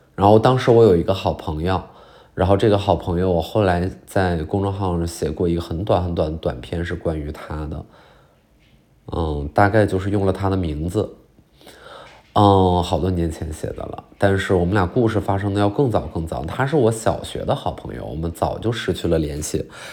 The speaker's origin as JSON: {"language": "Chinese", "country": "China", "tie": "born or raised there", "moved": "yes", "said": "我就到我们老家那边有一个叫做嫩江公园的地儿"}